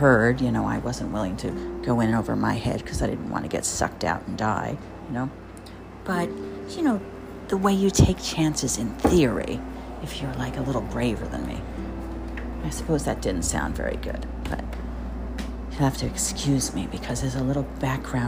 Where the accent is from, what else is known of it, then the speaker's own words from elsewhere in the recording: Jersey Shore, New Jersey, United States; now in New York, United States; I grew up on the Jersey Shore